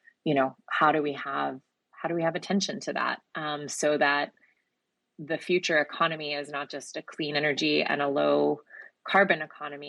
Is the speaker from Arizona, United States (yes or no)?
no; Georgia, United States; my home state and formerly your momentary state, Sean, Georgia